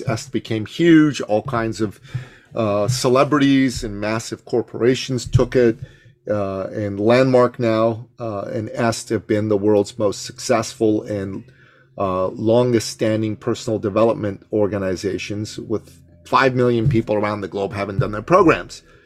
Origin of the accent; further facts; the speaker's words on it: Iran; moved away; also born or lived in Canada; I come from the Middle East. I'm, I'm from Iran